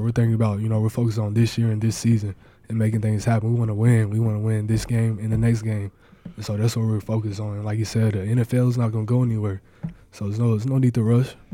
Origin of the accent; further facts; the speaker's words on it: Mustang, Oklahoma, United States; moved away as an adult; now in Nebraska, United States; my home state